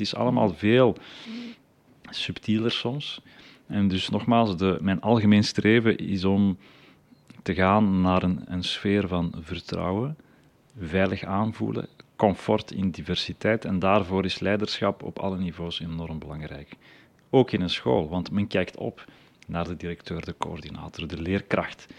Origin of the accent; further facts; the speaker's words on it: the Leuven area, Flanders, Belgium; bij ons in het Leuvense